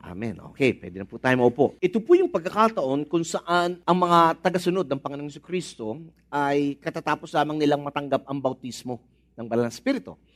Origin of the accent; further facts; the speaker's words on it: Philippines; nating mga Pinoy